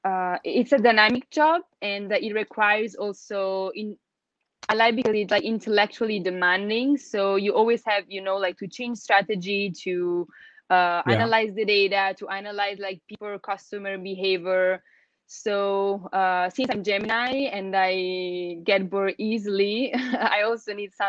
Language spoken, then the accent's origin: English; Italy; first language Italian; English is a second language; moved away as an adult; now in China; Italian is my mother tongue. I'm Italian